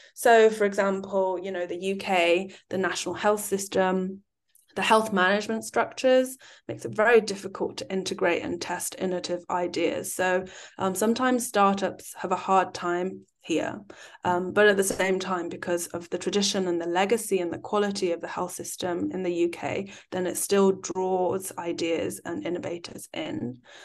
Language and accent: English; United Kingdom; also born or lived in China; having lived and worked both in the U K and China and being British Chinese